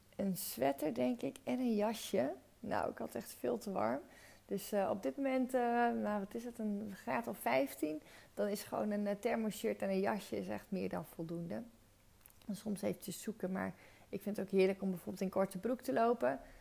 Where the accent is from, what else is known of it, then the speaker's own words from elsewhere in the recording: Friesland, Netherlands; moved away as an adult; also born or lived in Zwolle / Breda; ik echt ben opgegroeid met patat. Ik ben van origine ben ik Fries